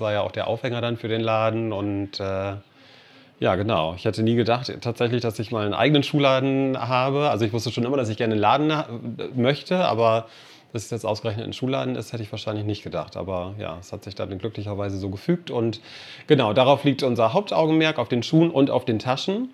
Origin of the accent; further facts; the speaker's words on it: Cork, Munster, Ireland; now in Meppen, Germany; aus meiner Heimatstadt, aus Cork